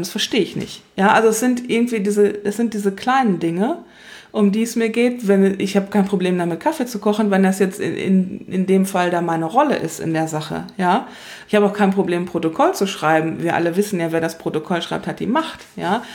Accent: western Germany, Germany; Ich bin im Westen aufgewachsen

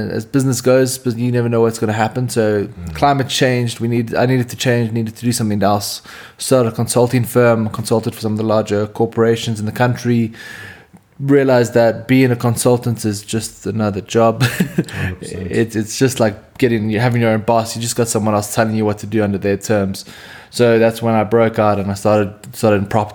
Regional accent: Cape Town, Western Cape, South Africa; I'm from Cape Town.

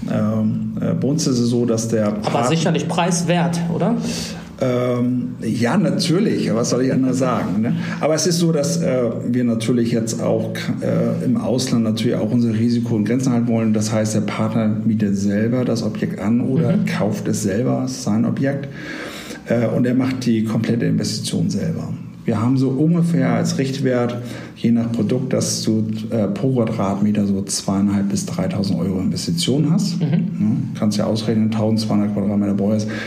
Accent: Hamburg, Germany; Ja, du, Hamburg, äh, natürlich, also ich komme ja ursprünglich aus Hamburg.

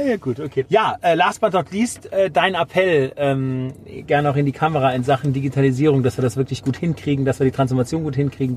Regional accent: Germany; Jetzt bin ich ja Deutscher

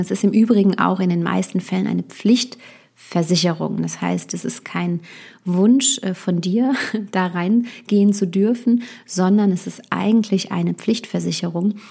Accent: Westerwald, Rhineland-Palatinate, Germany; moved away as an adult; also born or lived in Düsseldorf; Ich bin äh, gebürtig aus Düsseldorf, aber ich habe meine ähm, Kindheit und Jugend eben hier im Westerwald verbracht, wo ich jetzt auch wieder bin

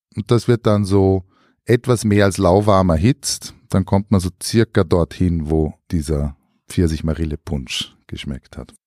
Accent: Styria, Austria; in meiner Kindheit noch in der Steiermark

